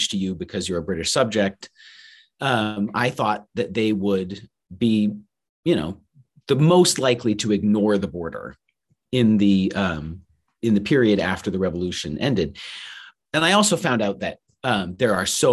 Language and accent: English; Farmington, Maine, United States; I'm from Maine originally, so I'm from Farmington, Maine